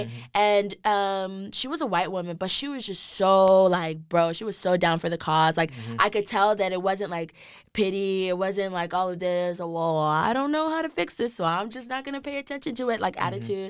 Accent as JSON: {"language": "English", "country": "Nigeria", "said": "Like, just being Nigerian, being born in Nigeria, I knew that I wanted to do something, like, within Nigeria"}